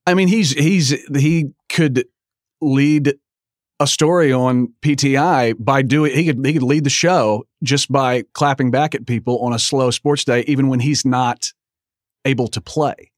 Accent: Oklahoma, United States; I'm from Oklahoma

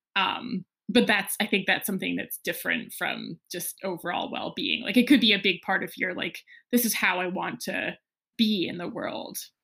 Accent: New England, United States; I grew up partly in New England

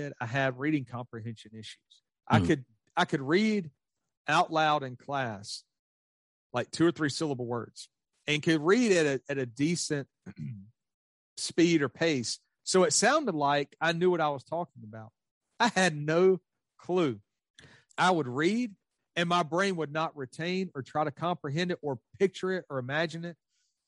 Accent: the South, United States; I grew up in the South

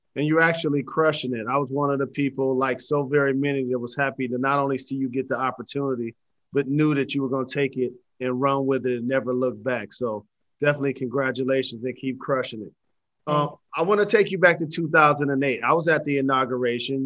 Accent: Detroit, Michigan, United States; I'm a Michigander, but I rep for Detroit

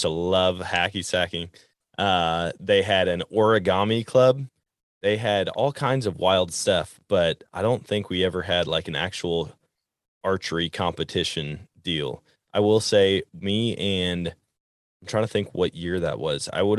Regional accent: Wisconsin, United States; I know growing up in Wisconsin, they taught archery in middle school, and I'll never forget it.

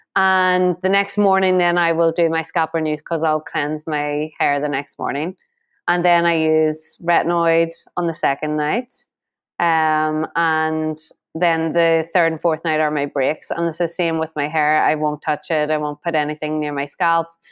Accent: Ireland; Being Irish

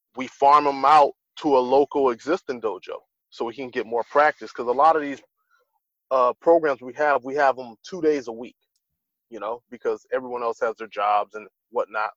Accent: Los Angeles, California, United States; right here in my hometown

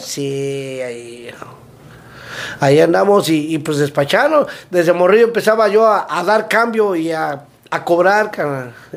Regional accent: Mexico City, Mexico; now in United States; de la Ciudad de México, del DF. Pero cuidado, eh, no somos chilangos, somos capitalinos.

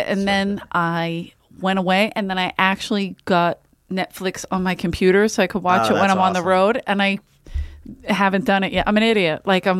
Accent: Philadelphia, Pennsylvania, United States; now in Los Angeles, United States; in Philly, I grew up across the street from a playground

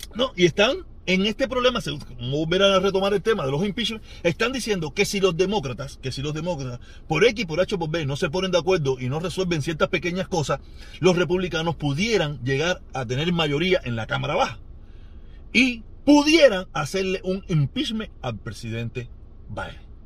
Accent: Cuba; entre cubanos

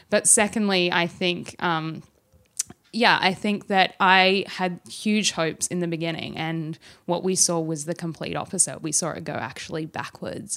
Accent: Australia; although I'm Australian

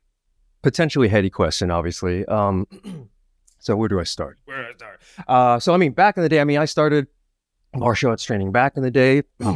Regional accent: Seattle, Washington, United States; now in New York City, United States; I grew up in Seattle, Washington, and then school, and then came over here. I've been here in New York City proper for about 10 years.

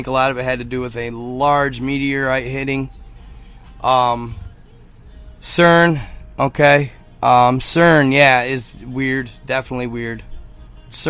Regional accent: Michigan, United States; I'm from Michigan.

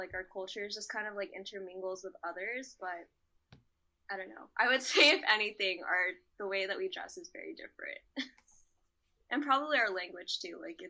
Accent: United States; I guess I'm very American. America's our country

